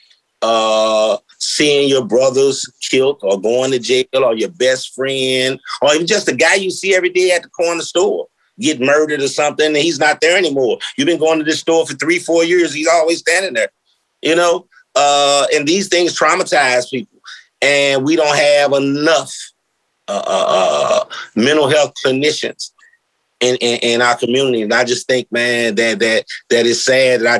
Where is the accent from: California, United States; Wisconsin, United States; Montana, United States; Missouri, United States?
Missouri, United States; St. Louis; I come from North St. Louis.